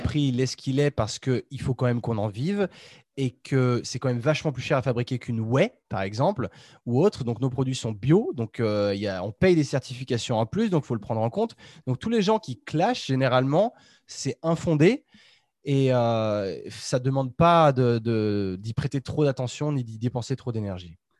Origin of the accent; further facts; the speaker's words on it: Chambéry, Auvergne-Rhône-Alpes, France; on est tous, on est tous de Chambéry